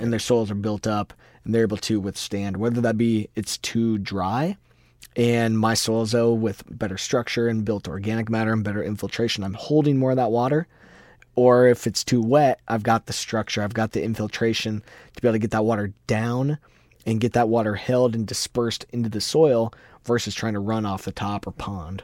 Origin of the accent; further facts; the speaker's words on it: Iowa, United States; we're both from Iowa